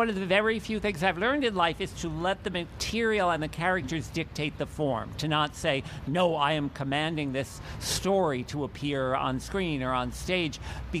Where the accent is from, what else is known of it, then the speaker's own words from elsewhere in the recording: Piscataway, New Jersey, United States; I grew up in Piscataway, New Jersey, and my big Jewish family